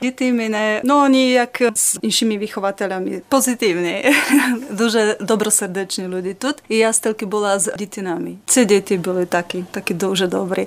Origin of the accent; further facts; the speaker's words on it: Senica, Trnava Region, Slovakia; Ukrainian is a second language; moved away as an adult; also born or lived in Bratislava, Slovakia; города, який називається Сеніця, такий маленький город